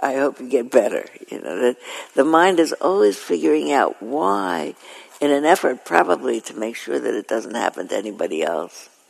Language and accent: English; New York City, New York, United States; moved away; I was born in Flatbush, and I was born in Coney Island actually, and we lived in Flatbush, and then I moved when I was five years old to Ocean Parkway